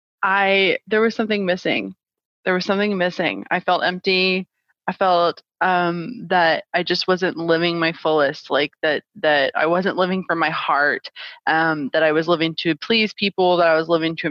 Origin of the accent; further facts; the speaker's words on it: St. Louis, Missouri, United States; moved away as an adult; now in Phoenix, United States; I am originally from St. Louis, Missouri. And born and raised, my whole family is still there.